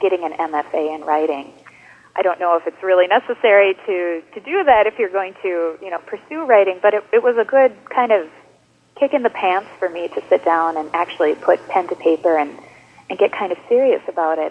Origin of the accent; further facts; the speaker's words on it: Luck, Wisconsin, United States; also born or lived in New York; now in La Crosse, United States; I actually am from Wisconsin originally. I grew up in a very small town in northern Wisconsin called Luck, of all things